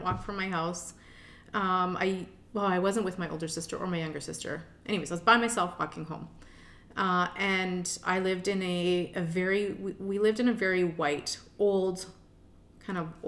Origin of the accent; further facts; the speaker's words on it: Richmond Hill, Ontario, Canada; moved away as an adult; also born or lived in Toronto; now in Edmonton, Canada; I grew up in Richmond Hill, Ontario.